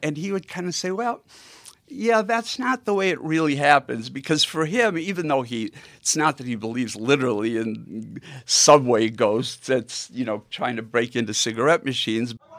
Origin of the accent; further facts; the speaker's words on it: Milwaukee, Wisconsin, United States; growing up in Milwaukee